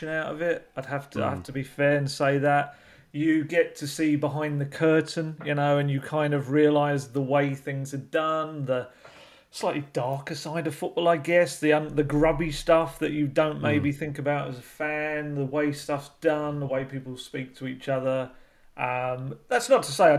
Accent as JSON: {"language": "English", "region": "London", "country": "United Kingdom", "tie": "born or raised there", "said": "I was born at Whipps Cross, so not too far from Spurs as well"}